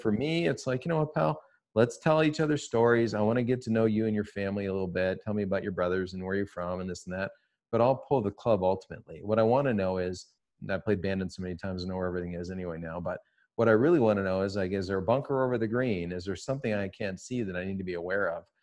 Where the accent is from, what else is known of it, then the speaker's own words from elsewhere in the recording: Toronto, Ontario, Canada; I'm from Toronto